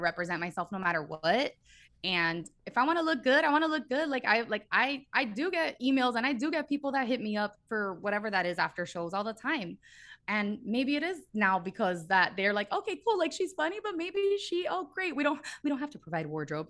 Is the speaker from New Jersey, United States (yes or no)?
no; Miami, Florida, United States; moved away as an adult; now in Los Angeles, United States; I was born and raised in Miami, three oh five